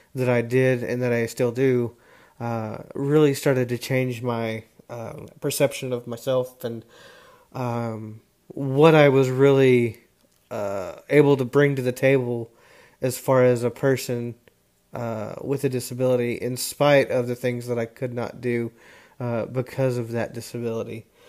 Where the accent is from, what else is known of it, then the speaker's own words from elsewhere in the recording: Dallas, Texas, United States; also born or lived in Houston, Texas; I was born in the Houston, Texas area. I now reside in the North Dallas area where I've uh, gone to high school